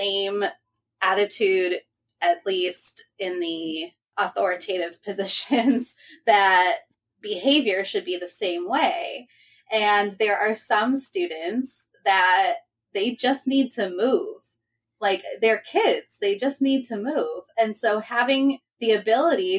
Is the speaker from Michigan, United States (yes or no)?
yes; Michigan, United States; I am from Michigan.